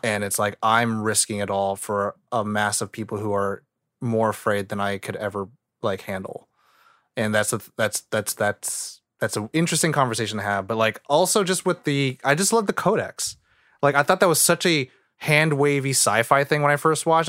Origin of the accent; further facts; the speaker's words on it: California, United States; I love where I grew up in California